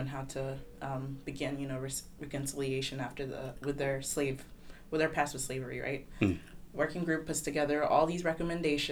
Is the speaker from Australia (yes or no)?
no; Kigali, Rwanda; moved away as an adult; now in Washington, D.C., United States; I am currently in the college, class of 2022 from Kigali, Rwanda.